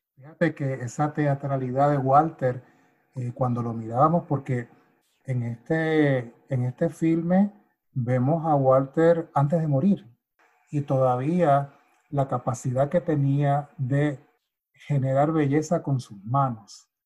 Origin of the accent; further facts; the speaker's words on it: Puerto Rico; now in United States; para mí que soy puertorriqueño, o sea, forma parte de mi, de mi ADN, forma parte de esta, de, mi, de mi eh, cultura popular, desde niño